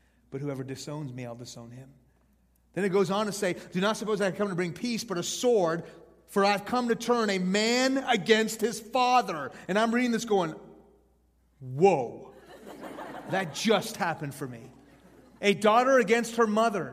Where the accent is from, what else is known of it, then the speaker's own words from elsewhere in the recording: Houston, Texas, United States; also born or lived in Iran; I was born in Houston when I was 2. My family moved to Iran. When I was 6, the Islamic Revolution hit that country, and we moved back to Houston